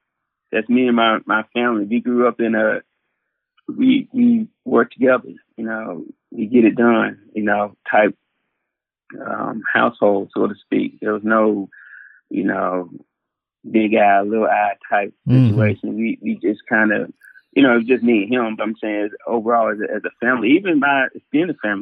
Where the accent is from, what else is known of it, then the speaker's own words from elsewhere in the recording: Arlington, Tennessee, United States; I grew up in an area called Arlington, which is right outside of Memphis.